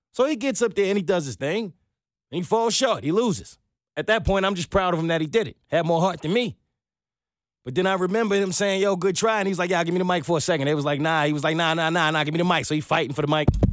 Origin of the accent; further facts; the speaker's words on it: New York City, New York, United States; also born or lived in Manhattan; I was born in Brooklyn